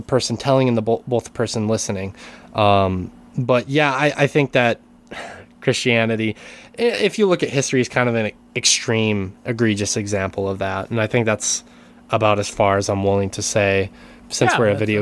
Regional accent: United States; now in Japan; I am an American living in Japan

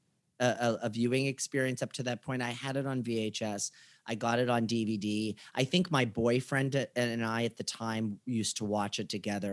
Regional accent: Warren, Ohio, United States; born or raised there

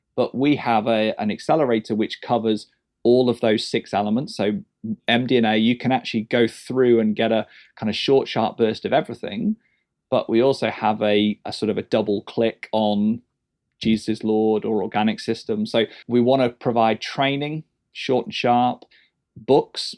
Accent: England, United Kingdom; as an Englishman

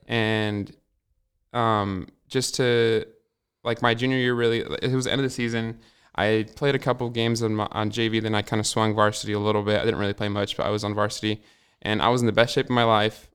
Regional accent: Hermiston, Oregon, United States; also born or lived in Walla Walla, Washington; I wasn't born in Hermiston. I was born in Walla Walla, but I was uh, I've lived in Hermiston my whole life

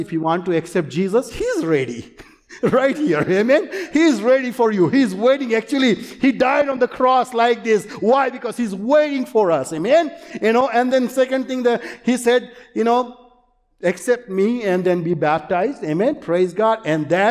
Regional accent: India; English is a second language; moved away; I grew up in India

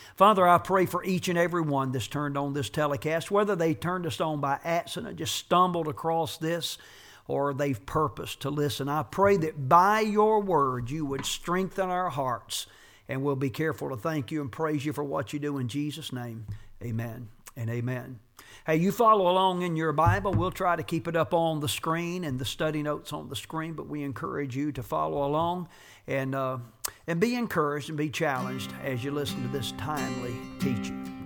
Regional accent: United States; a bona fide, genuine citizen of the United States of America. I'm an American

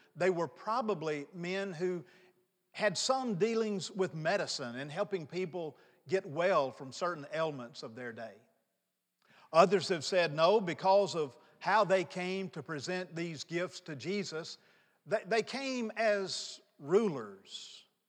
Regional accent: North Mississippi, United States; moved away as an adult; also born or lived in New Orleans; I grew up in North Mississippi

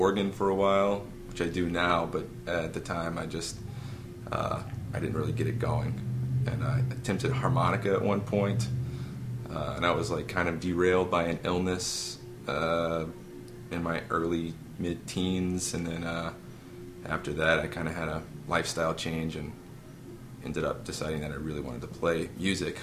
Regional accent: Lafayette, Louisiana, United States; moved away as an adult; also born or lived in Carencro, Louisiana; I grew up in Carncrow till I was 7, and then I lived in Lafayette till I was 19, and then I moved here.

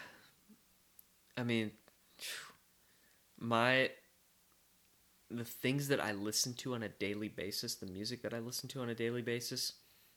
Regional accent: West Texas, United States; now in Nashville, United States; I grew up in West Texas

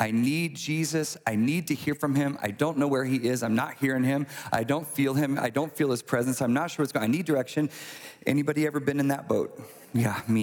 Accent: United States; I'm American

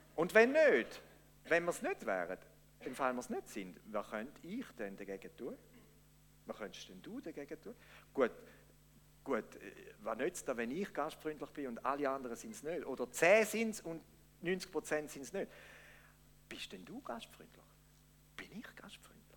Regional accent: Switzerland; wir Schweizer

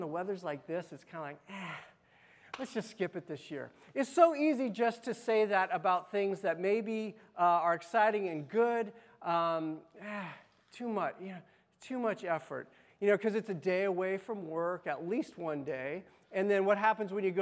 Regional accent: Las Vegas, Nevada, United States; I grew up in Las Vegas

